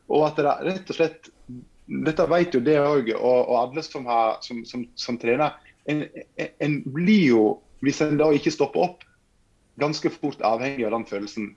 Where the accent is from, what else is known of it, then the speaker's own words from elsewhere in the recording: Norway; der jeg kommer fra, Fortuna, med 200 innbyggere.